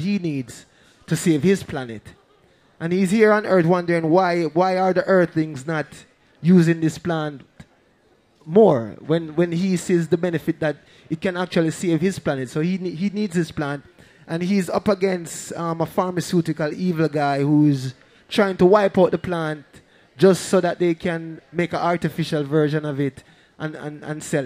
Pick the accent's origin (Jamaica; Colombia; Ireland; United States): Jamaica; Kingston; we grew up in Trenchtown, but no, our family was poor at the time